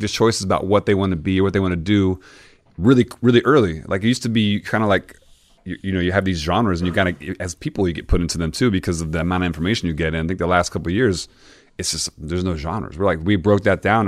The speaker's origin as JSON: {"language": "English", "region": "Mississippi", "country": "United States", "tie": "born or raised there", "also_born_or_lived": "Florida", "moved": "yes", "said": "I'm born in Mississippi"}